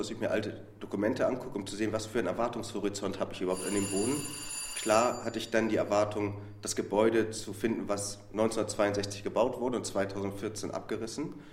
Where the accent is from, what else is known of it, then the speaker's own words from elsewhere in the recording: Hamburg, Germany; bin jetzt nach 13 Jahren Rumtingeln im archäologischen Geschäft wieder in meiner Heimatstadt und froh und glücklich, mitten in meiner Heimatstadt ausgraben zu dürfen.